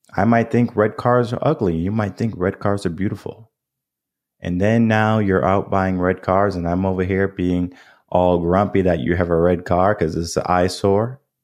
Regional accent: New England, United States; now in Texas, United States; I grew up in New England.

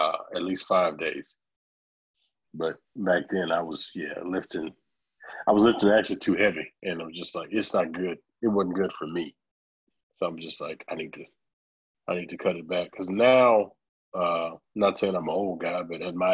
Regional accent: Orange, Texas, United States; moved away as an adult; now in Dallas, United States; I moved away from Orange, Texas, and I moved out to Dallas

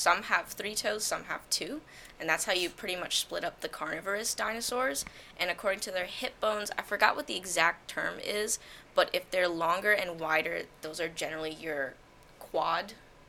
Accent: Hackensack, New Jersey, United States; I'm originally from Hackensack, New Jersey.

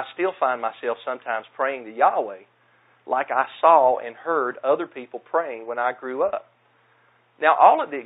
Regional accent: the South, United States; accent: southern; my southern accent

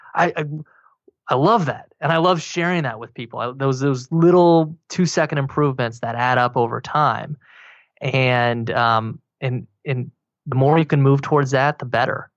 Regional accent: Wyoming, United States; also born or lived in Colorado; now in Austin, United States; I grew up in Wyoming, and then I moved to Colorado

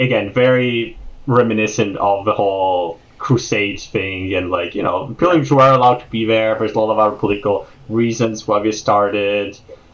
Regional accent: Venice, Veneto, Italy; And that's a very proud part of my heritage, because I am from Venice

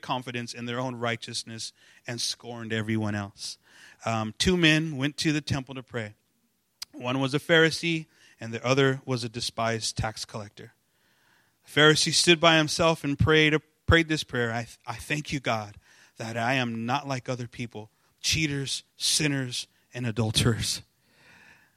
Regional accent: Los Angeles, California, United States; I'm you know from East

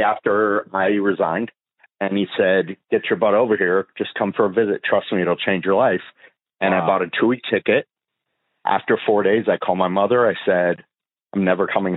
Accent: Fort Lauderdale, Florida, United States; also born or lived in Michigan; I grew up in a family full of cops, and I grew up in Fort Lauderdale

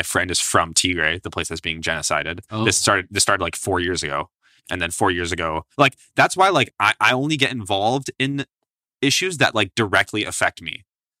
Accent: India; Well, I'm Indian.

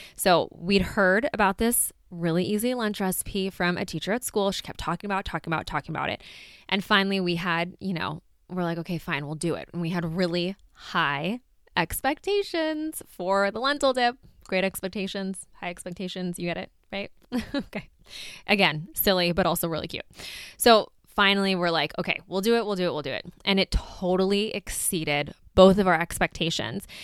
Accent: California, United States; we are from California

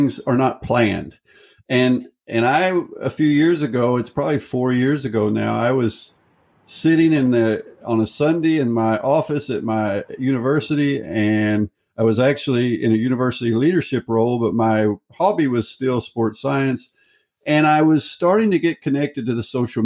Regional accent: United States; moved away as an adult; now in Norway; I'm an American citizen. I'm from the United States

